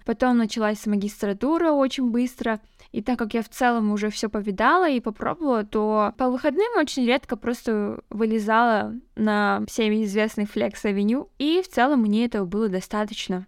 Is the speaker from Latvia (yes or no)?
no; Kazakhstan; now in Almaty, Kazakhstan